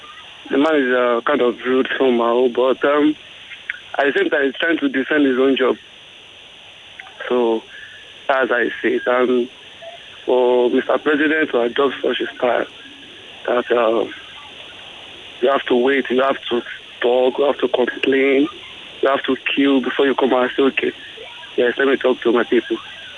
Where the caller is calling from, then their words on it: Lekki, Lagos, Nigeria; I'm calling from Lekki.